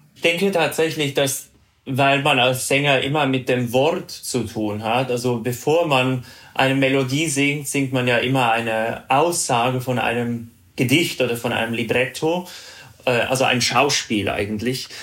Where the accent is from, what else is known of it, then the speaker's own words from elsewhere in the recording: Zurich, Switzerland; first language Swiss German; German is a second language; moved away as an adult; also born or lived in Bremen / New York; ich bin ja in Zürich groß geworden und da lernen wir, also unsere Muttersprache ist Schweizerdeutsch.